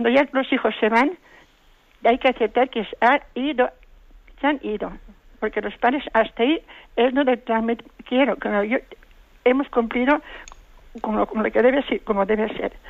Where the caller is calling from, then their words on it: Valencia, Valencian Community, Spain; Buenos días. … de Valencia.